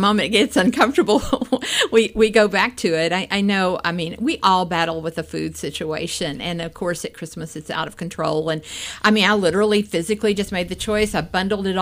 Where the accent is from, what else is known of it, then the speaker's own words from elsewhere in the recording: Appalachia, United States; I grew up in Appalachia. I grew up in a more of a welfare county.